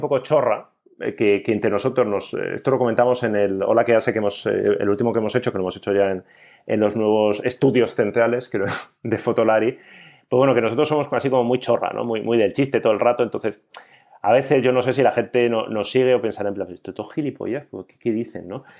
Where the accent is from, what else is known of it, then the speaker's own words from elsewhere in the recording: Basque Country, Spain; ya sabéis cómo somos los vascos